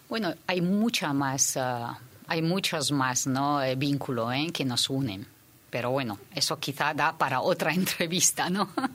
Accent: Shanghai, China; now in Spain; yo soy de Shanghái

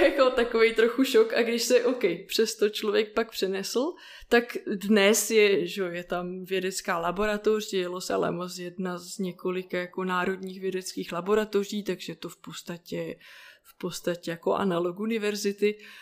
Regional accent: Plzeň, Plzeň Region, Czechia; jsem se narodila v Plzni

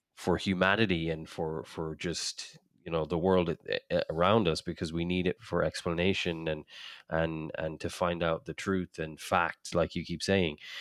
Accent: Ireland; I grew up in Ireland

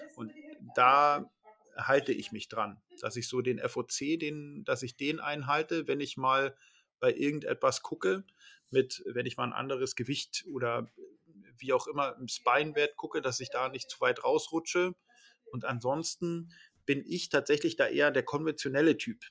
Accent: Northern Germany, Germany; bei uns in Norddeutschland

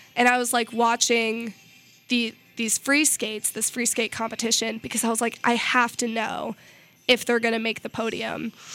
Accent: Missouri, United States; I'm from Missouri

